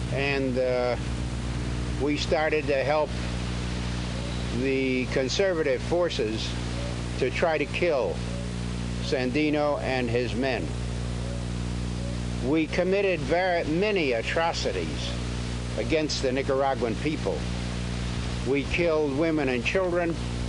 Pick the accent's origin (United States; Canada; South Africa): United States; New York; born there; I was born in New York in the United States of America of working class parents.